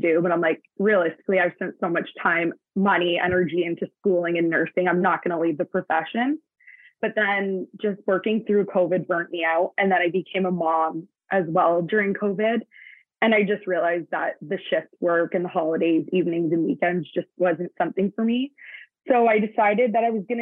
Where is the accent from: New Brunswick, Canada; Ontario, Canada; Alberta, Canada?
Ontario, Canada; Hamilton; now in Brantford, Canada; I was born and raised in Hamilton, Ontario